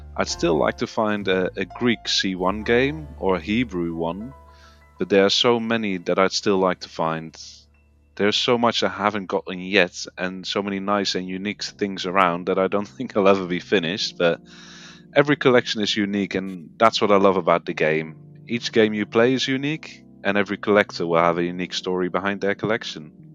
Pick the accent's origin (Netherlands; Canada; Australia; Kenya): Netherlands; moved away as an adult; now in United Kingdom; I am indeed originally from the Netherlands, but I've lived in the UK for uh, the last five years